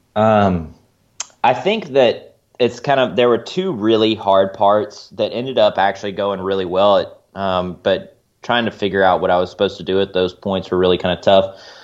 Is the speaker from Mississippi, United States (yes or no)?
yes; Mississippi Delta, United States; also born or lived in Missouri; now in Springfield, United States; I'm from the Mississippi Delta originally